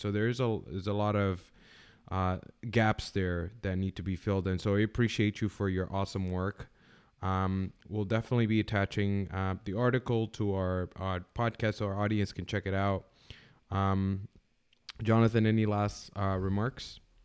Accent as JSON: {"language": "English", "country": "Canada", "moved": "yes", "lives_now": "United States", "said": "I'm originally from Canada"}